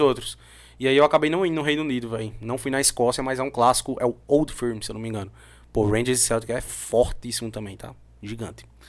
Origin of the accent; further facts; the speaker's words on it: João Pessoa, Paraíba, Brazil; also born or lived in Hungary; Sou daqui de João Pessoa, voltei a morar em João Pessoa